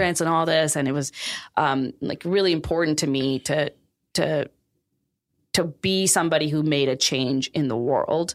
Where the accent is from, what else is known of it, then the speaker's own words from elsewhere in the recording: Pakistan; now in United States; I grew up in Pakistan